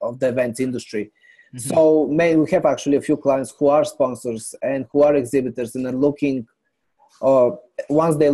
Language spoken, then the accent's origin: English; Bulgaria; now in New York City, United States; I'm originally from Bulgaria. I came here in New York City many years ago